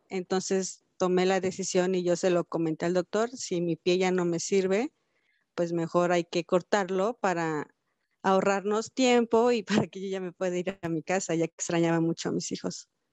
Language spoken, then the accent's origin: Spanish; Cuernavaca, Morelos, Mexico; yo nací en Cuernavaca, Morelos, un 16 de junio del 85